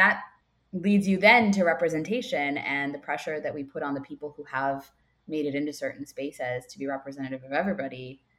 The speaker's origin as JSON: {"language": "English", "region": "South India", "country": "India", "said": "And I am South Indian, so a lot of South Indian names can be very tough to pronounce for people."}